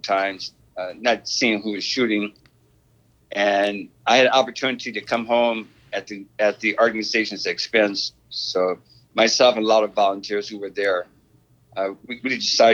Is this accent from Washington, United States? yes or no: yes; Seattle, Washington, United States; moved away as an adult; also born or lived in New Orleans / Bremerton, Washington / Ethiopia; now in New York, United States; I was born in New Orleans, 1941, but my parents moved to Bremerton, Washington, near Seattle, 1943, to work in building ships. So I grew up in Seattle until age 22